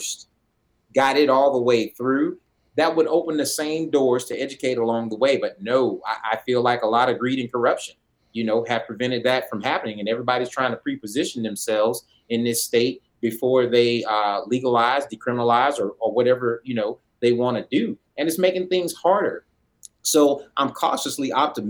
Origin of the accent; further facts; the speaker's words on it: Oklahoma, United States; I come from Oklahoma